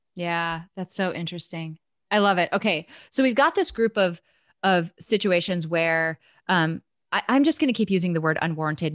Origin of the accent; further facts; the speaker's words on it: North Dakota, United States; moved away; also born or lived in Nebraska; I'm from North Dakota